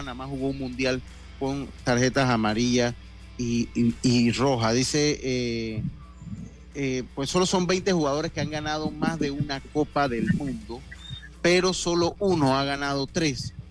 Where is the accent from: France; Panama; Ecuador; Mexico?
Panama; Santo Domingo, Los Santos; yo soy de los llanos y de los campos, yo soy de Santo Domingo